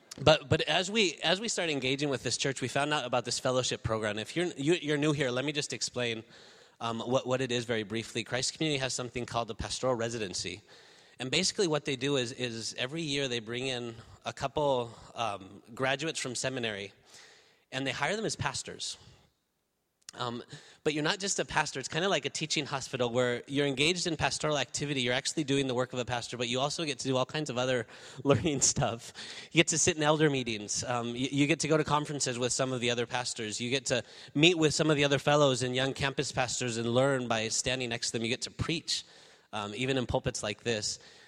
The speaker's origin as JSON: {"language": "English", "country": "Spain", "tie": "born or raised there", "moved": "as an adult", "lives_now": "United States", "said": "I was born in the United States, but actually raised in Spain. My wife is here. She's from Spain. And we actually came to the States about 4 years ago"}